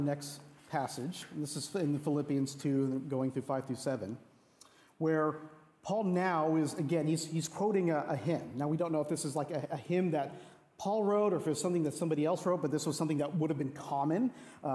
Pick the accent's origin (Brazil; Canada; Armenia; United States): United States; Texas; now in Seattle, United States; I'm originally from Texas